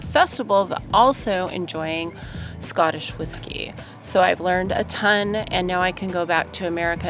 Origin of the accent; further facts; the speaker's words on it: Los Angeles, California, United States; I'm from Los Angeles.